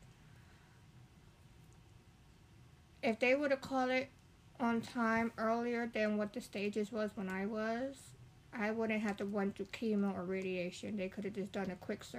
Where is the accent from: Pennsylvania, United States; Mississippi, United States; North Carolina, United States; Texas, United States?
Pennsylvania, United States; Lancaster; I'm from Lancaster